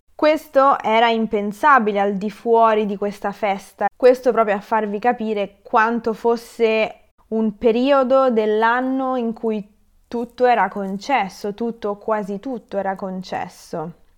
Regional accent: Rome, Lazio, Italy; io le chiamo frappe perché sono di Roma

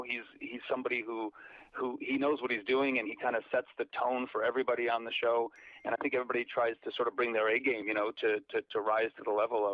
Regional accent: Chicago, Illinois, United States; I'm originally from the Chicago area, and I kind of grew up doing theater.

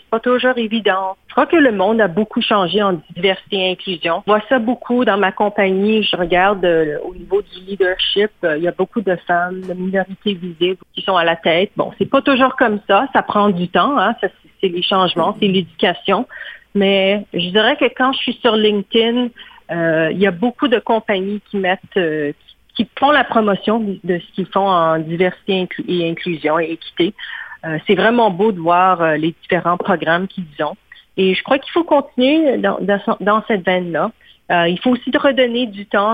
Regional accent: Montreal, Quebec, Canada; moved away as an adult; now in Toronto, Canada; j'ai grandi au Québec, que je parle français

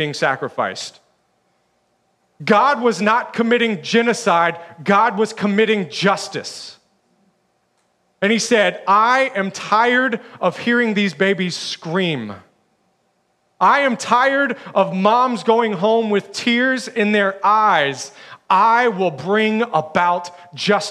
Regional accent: Alabama, United States; I'm from Alabama

